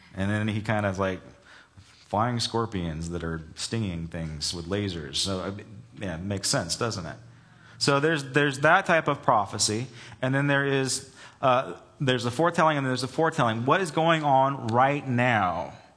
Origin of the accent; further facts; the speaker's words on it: Southern California, United States; also born or lived in Charleston, South Carolina; growing up in Southern California